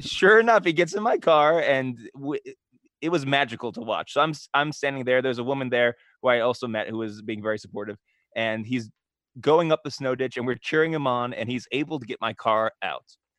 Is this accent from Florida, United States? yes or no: no; Pittsburgh, Pennsylvania, United States; I'm from Pittsburgh